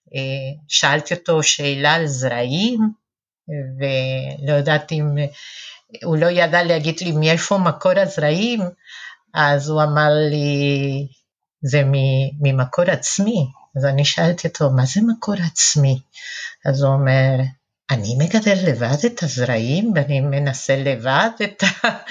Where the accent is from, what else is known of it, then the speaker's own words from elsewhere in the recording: Argentina; Hebrew is a second language; also born or lived in Western Galilee, Israel; now in Kfar Vradim, Israel; מבטא שלי, אני נולדתי בארגנטינה, גדלתי בתנועה של השומר הצעיר, מגיל ארבע כבר אפילו, ועליתי ארצה לקיבוץ